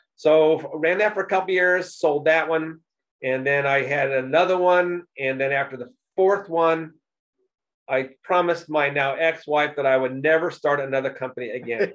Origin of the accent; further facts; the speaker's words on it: Indianapolis, Indiana, United States; also born or lived in New York City / Texas / California; I was born here in Indianapolis, but um, I've lived in other places like uh, New York City and Texas and a little bit in California